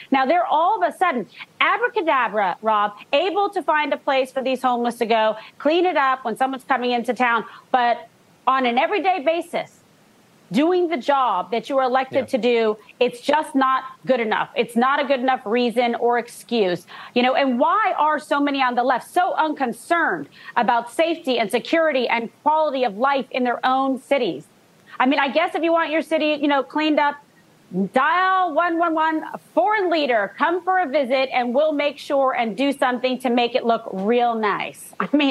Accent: San Francisco, California, United States; I was born and raised in San Francisco. My parents met, fell in love there.

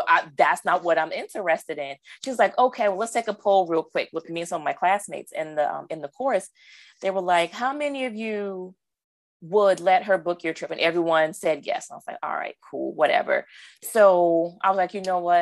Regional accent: Charleston, South Carolina, United States; moved away as an adult; now in Baltimore County, United States; I'm originally from Charleston, South Carolina. I relocated to the Baltimore County area for work.

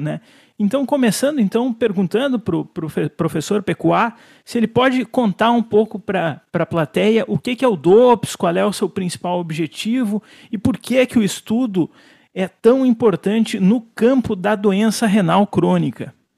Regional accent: Brazil; Como brasileiro, nós somos orgulhosos

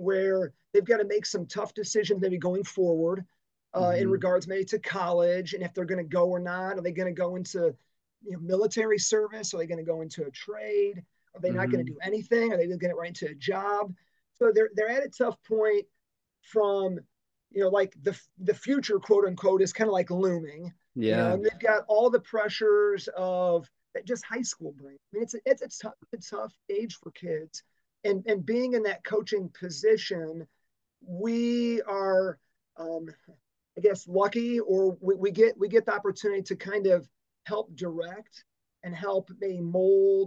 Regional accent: Dyer, Indiana, United States; I grew up in Dyer on the north side of the Lake Central kind of boundary lines

